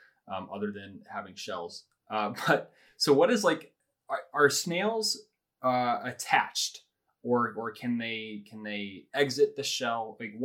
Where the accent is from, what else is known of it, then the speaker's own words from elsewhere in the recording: Houston, Texas, United States; moved away; we're originally from Houston